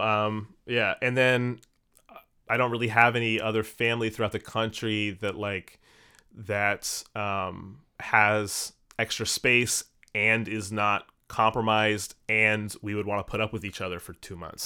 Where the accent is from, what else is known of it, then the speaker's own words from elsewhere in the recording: Maryland, United States; now in New York, United States; I'm originally from Maryland, just outside of Washington, D C.